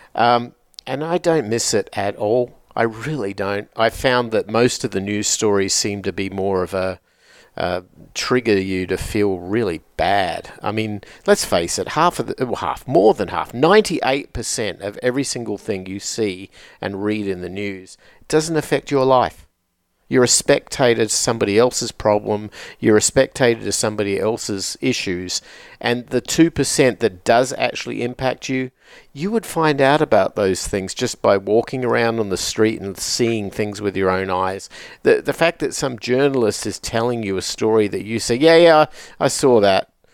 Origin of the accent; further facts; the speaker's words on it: Adelaide, South Australia, Australia; from my hometown in, in Australia, from the city of Adelaide